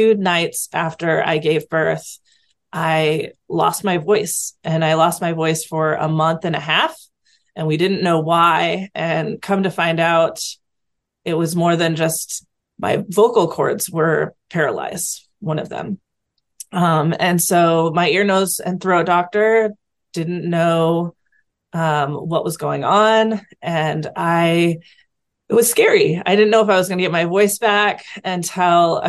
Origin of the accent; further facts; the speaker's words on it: Seattle, Washington, United States; I am from Washington State in the Seattle area